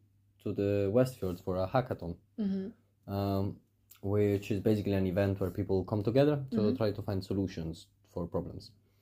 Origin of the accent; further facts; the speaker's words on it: Switzerland; also born or lived in Italy; now in Reykjavik, Iceland; I'm originally from Switzerland and Italy. And I'm just 30 years old now.